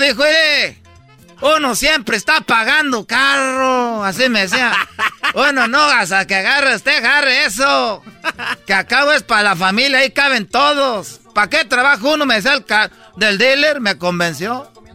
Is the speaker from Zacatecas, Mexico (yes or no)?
no; Michoacán, Mexico; soy pues de Michoacán